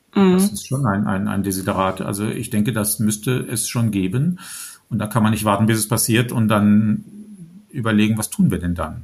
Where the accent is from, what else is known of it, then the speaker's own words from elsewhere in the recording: Germany; als Deutsche